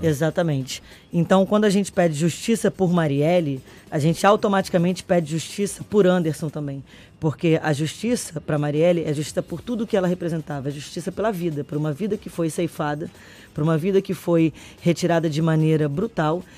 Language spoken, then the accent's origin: Portuguese; Brazil; enquanto brasileiro